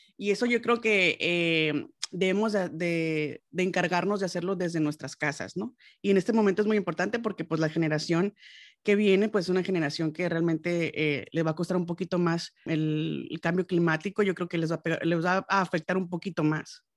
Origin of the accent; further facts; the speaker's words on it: Los Mochis, Sinaloa, Mexico; moved away; yo soy de los Mochis, Sinaloa